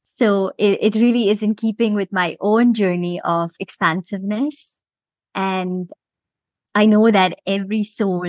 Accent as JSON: {"language": "English", "town": "Mumbai", "region": "Maharashtra", "country": "India", "tie": "born or raised there", "also_born_or_lived": "Rochester, New York / Bermuda / London", "moved": "as an adult", "lives_now": "Cayman Islands", "said": "I was born and raised in Bombay, India, and spent most of my growing years there."}